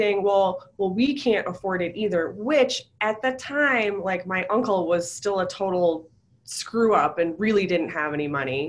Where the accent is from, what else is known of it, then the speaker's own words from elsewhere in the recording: Buffalo, New York, United States; I'm from Buffalo.